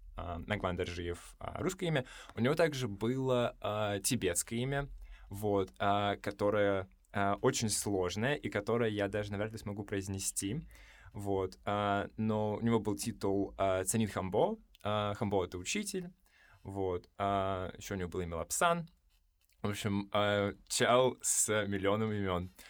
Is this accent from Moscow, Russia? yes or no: no; Buryatia, Russia; я из Бурятии